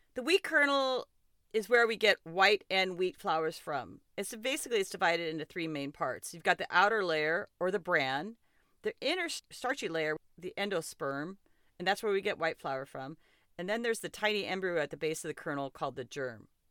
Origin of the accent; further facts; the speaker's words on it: Montana, United States; moved away; And so I did grow up in Montana, and I am pretty partial to my home state.